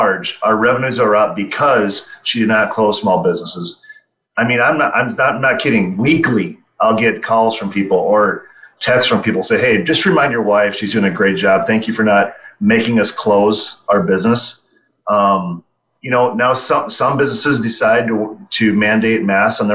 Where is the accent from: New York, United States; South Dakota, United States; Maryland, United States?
South Dakota, United States; I was fortunate to grow up here, fortunate to still live here